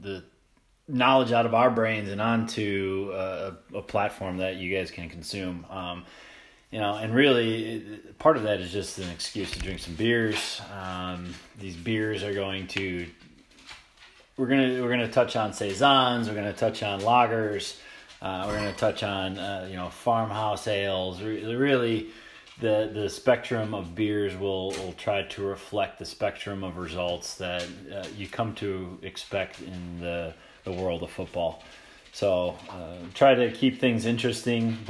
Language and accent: English; United States; I am completely American.